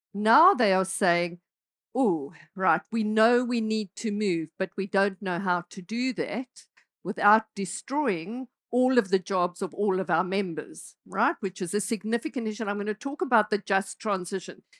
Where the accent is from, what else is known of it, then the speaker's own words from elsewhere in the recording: South Africa; moved away as an adult; I'm South African, right? So I spent, uh, I grew up in South Africa, spent a lot of my life in South Africa